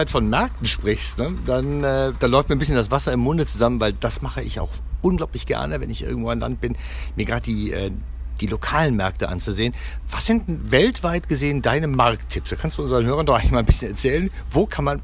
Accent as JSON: {"language": "German", "town": "Torrevieja", "region": "Valencian Community", "country": "Spain", "tie": "born or raised there", "said": "Ich bin, äh, Teil meiner Kindheit habe ich in Torrevieja in Spanien verbracht und da war auch eine riesengroße Fischhalle und da waren wir auch gerne."}